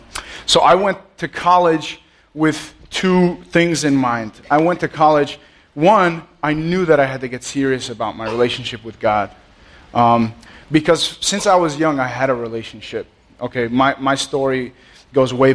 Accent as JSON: {"language": "English", "town": "Allendale", "region": "New Jersey", "country": "United States", "tie": "born or raised there", "said": "I grew up in Allendale, which is like a few miles down the road. I'm a Jersey boy"}